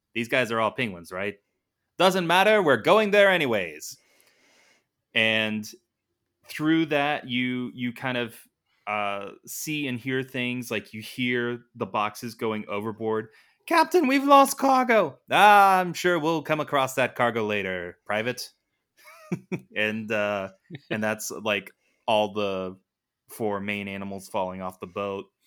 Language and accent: English; United States; being an American